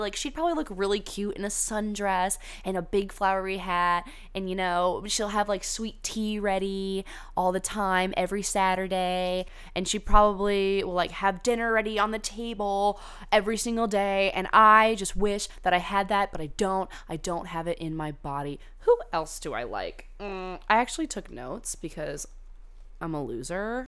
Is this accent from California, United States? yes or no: yes; California, United States; I went to high school in California